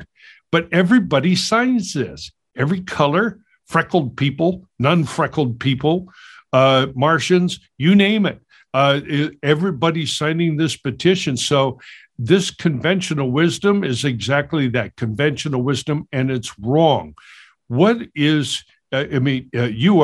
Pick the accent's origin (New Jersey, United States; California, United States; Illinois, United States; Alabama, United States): California, United States; Los Angeles; growing up in Los Angeles in all these neighborhoods